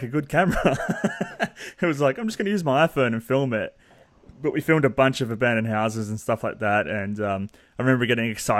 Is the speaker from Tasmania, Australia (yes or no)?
no; Melbourne, Victoria, Australia; I literally live right now 5 minutes from the house I grew up in. So I haven't moved that far from where I live, which I grew up in Montmorency